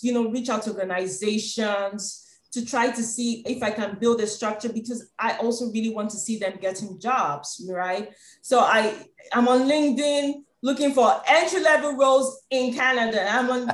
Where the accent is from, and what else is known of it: Nigeria